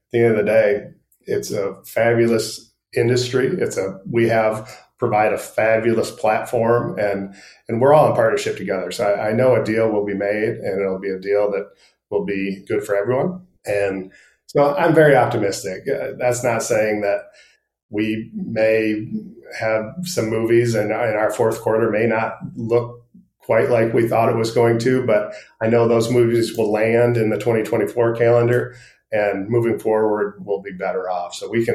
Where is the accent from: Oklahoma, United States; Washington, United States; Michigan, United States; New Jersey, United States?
Michigan, United States; moved away as an adult; now in Georgia, United States; I grew up in Michigan.